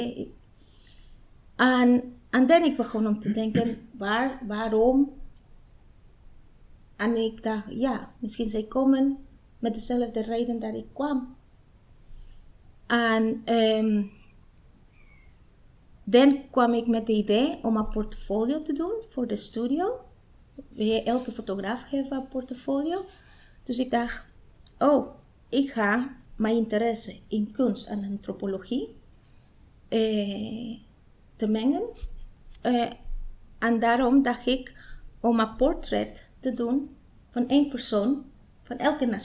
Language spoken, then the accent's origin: Dutch; Guatemala; Dutch is a second language; moved away as an adult; now in Almere, Netherlands; Ik kom uit Guatemala. En eh, ik woon in Almere 15 jaar. En ik ben er blij in deze stad. En ik ben een moeder en een vrouw.